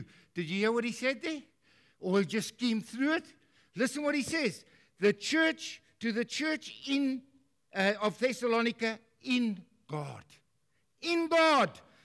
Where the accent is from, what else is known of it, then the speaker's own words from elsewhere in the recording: South Africa; I'm a South African